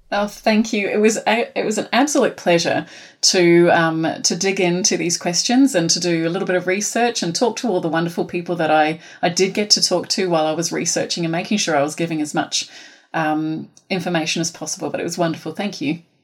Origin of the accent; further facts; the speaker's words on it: New Zealand; accent: Kiwi; now in Australia; I am from Aotearoa